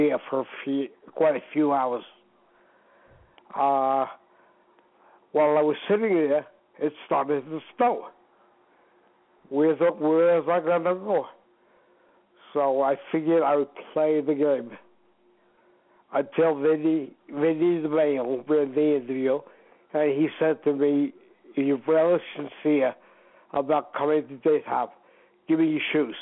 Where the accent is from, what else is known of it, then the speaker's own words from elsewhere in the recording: New York City, New York, United States; I come from Queens, New York